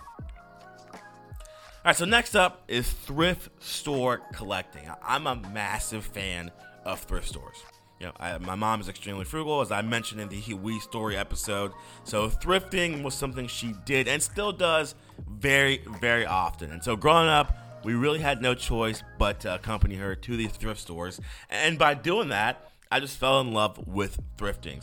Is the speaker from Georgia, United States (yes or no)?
yes; Tucker, Georgia, United States; my hometown of Tucker, Georgia